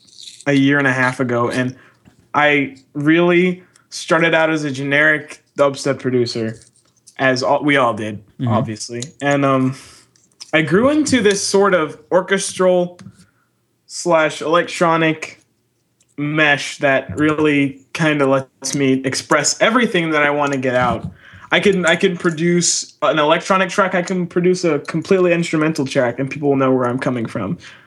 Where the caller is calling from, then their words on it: Oklahoma City, Oklahoma, United States; calling you from Oklahoma City.